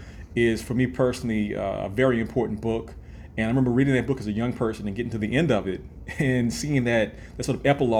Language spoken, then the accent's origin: English; New Orleans, Louisiana, United States; born or raised there